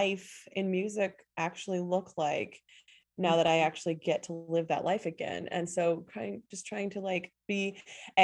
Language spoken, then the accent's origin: English; Chicago, Illinois, United States; also born or lived in Morocco / Kabul, Afghanistan / Washington, D.C.; now in St. Thomas, U.S. Virgin Islands; I'm originally from Chicago, Illinois. But I currently live on an island in the Caribbean called St. Thomas